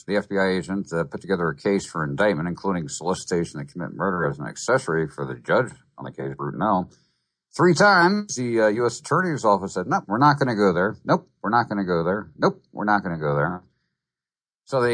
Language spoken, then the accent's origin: English; New Jersey, United States; I grew up in New Jersey